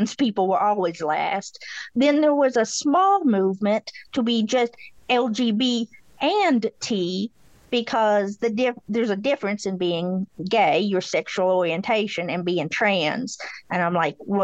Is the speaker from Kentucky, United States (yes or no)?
yes; Beattyville, Kentucky, United States; accent: drawl; I'm from Beattyville, Kentucky. So, I got an accent